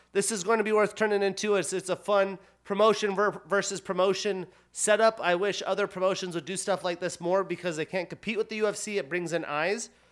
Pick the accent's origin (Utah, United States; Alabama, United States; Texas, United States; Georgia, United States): Utah, United States; Salt Lake City; I grew up watching games in Salt Lake City at the Delta Center